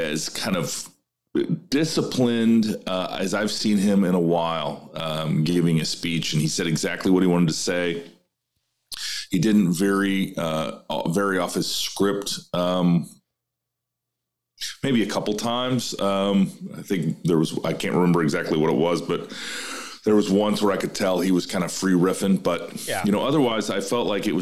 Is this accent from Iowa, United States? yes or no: yes; Iowa, United States; my home state of Iowa